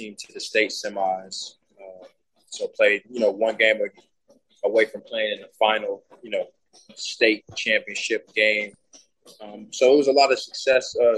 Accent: Houston, Texas, United States; Growing up in Houston, watching the Rockets play

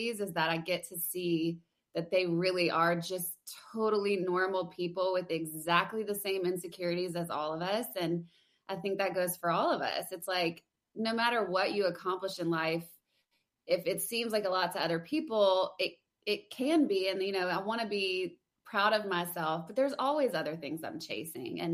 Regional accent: Louisiana, United States; moved away as an adult; now in Nashville, United States; I'm from Louisiana, so I went to LSU

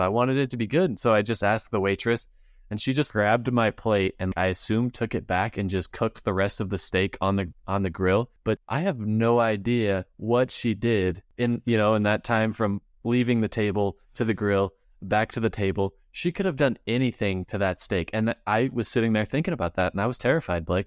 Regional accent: Utah, United States; we're from Utah, we got the Great Salt Lake here

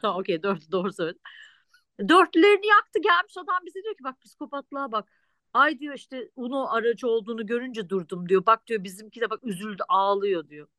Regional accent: Turkey; moved away; ben Türk'üm

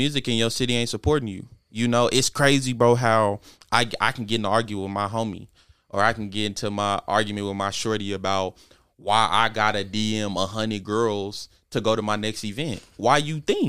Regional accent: Utah, United States; also born or lived in Oklahoma / Texas; I moved here when I was in the sixth grade, and I've been here ever since

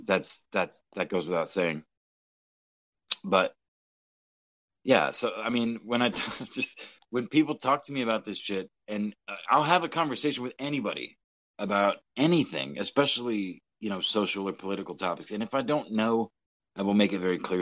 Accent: Texas, United States; moved away; Texas, my home state

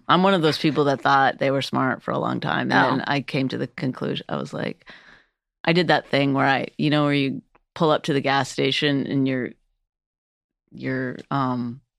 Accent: Northern Canada, Canada; I grew up in Northern Canada, and for a large part of my life, we didn't have running water. We lived off the land.

